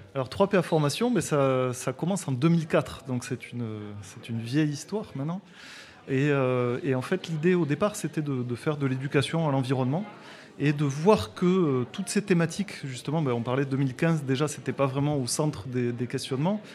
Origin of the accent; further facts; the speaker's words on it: Toulouse, Occitania, France; je suis originaire de Toulouse, comme mon, accent le, montre et le démontre